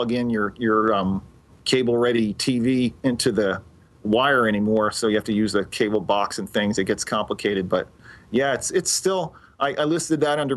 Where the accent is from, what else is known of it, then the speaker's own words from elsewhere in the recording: Montreal, Quebec, Canada; now in Long Island, United States; I'm originally from Montreal, Canada